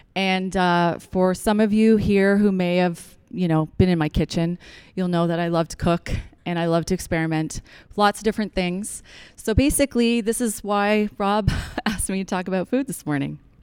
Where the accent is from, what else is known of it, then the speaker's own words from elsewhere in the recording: Newfoundland and Labrador, Canada; now in Ontario, Canada; I'm from Newfoundland. We grow root vegetables.